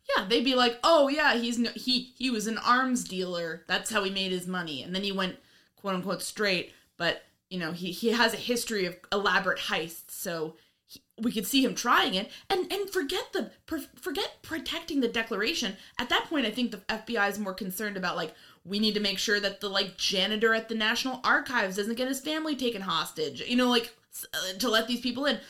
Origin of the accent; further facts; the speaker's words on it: New York, United States; I'm from New York